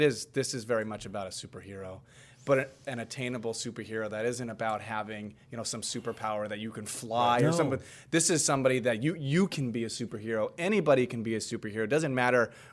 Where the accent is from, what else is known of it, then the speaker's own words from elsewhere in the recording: Whittier, California, United States; I grew up in East Los Angeles, you know, Whittier.